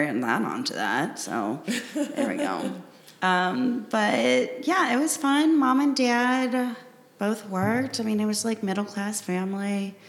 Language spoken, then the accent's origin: English; Cincinnati, Ohio, United States; I grew up in Cincinnati, but almost to Indiana. So I lived like maybe 10, 15 minutes from like the Indiana border.